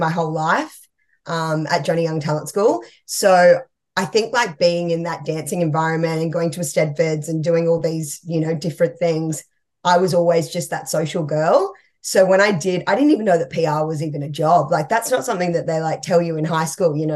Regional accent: Cabarita Beach, New South Wales, Australia; moved away as an adult; also born or lived in Gold Coast, Queensland; now in Melbourne, Australia; it was a little town called Cabarita Beach.

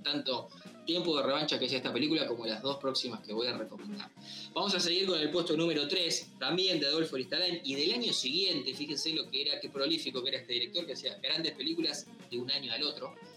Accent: Buenos Aires Province, Argentina; los que somos bonaerenses

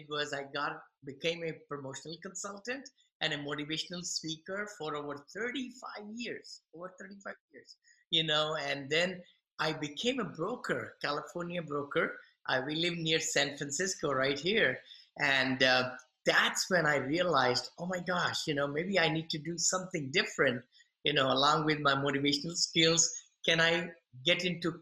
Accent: India; moved away as an adult; now in United States; I'm from India originally. I came almost 40 some years back from India.

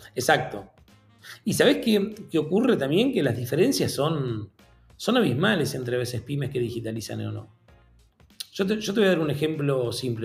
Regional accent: Argentina; yo soy argentino

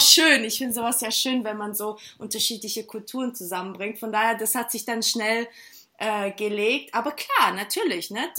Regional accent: near Stuttgart, Baden-Württemberg, Germany; moved away as an adult; now in Hamburg, Germany; ich bin tatsächlich in der Nähe von Stuttgart aufgewachsen, auch in einem kleinen Dorf

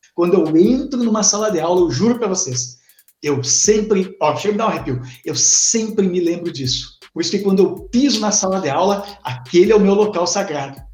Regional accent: Formigueiro, Rio Grande do Sul, Brazil; eu sou do interior de Formigueiro. É importante dizer que eu sou do interior de Formigueiro

